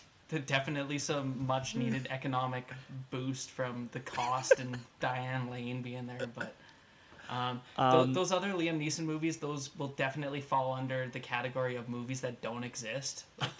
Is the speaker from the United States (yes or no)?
no; Calgary, Alberta, Canada; moved away as an adult; now in Regina, Canada; born and raised in Calgary, somehow migrated my way furthermore into Hickland, Canada, living here in Regina now the last 5 years. But when you grow up in a city with an NHL team, with a barn that is shaped like a saddle